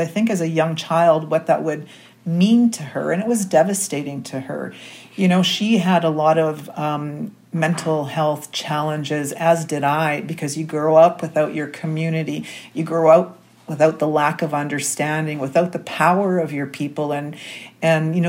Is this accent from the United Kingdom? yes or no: no; Winnipeg, Manitoba, Canada; I was born and raised here in Winnipeg, Manitoba